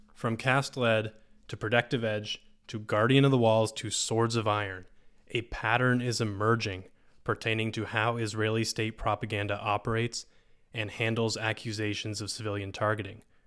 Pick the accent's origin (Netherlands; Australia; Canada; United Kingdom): Canada; As a Canadian